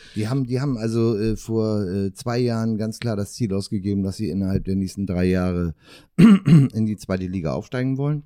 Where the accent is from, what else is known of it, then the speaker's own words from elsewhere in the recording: Northern Germany, Germany; für mich als Norddeutscher